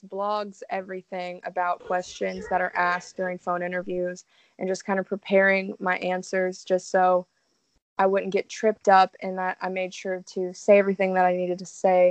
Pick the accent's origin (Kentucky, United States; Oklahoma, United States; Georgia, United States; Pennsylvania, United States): Kentucky, United States; Louisville; moved away; I actually worked at an amusement park back home. I'm from Louisville, Kentucky